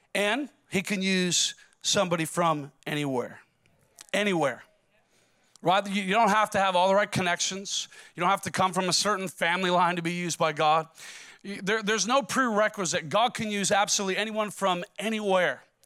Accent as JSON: {"language": "English", "region": "Minnesota", "country": "United States", "said": "I'm from Minnesota"}